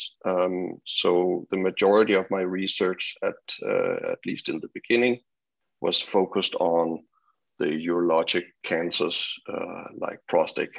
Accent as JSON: {"language": "English", "town": "Copenhagen", "region": "Capital Region of Denmark", "country": "Denmark", "tie": "born or raised there", "also_born_or_lived": "British Columbia", "moved": "as an adult", "lives_now": "Vancouver, Canada", "said": "I grew up in Copenhagen, Denmark, and went to school there, did also university, and my PhD at the University of Copenhagen."}